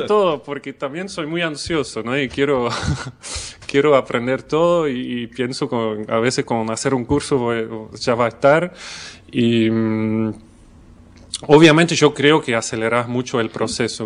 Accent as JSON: {"language": "Spanish", "country": "Belgium", "second_language": "Spanish", "moved": "as an adult", "lives_now": "Buenos Aires, Argentina"}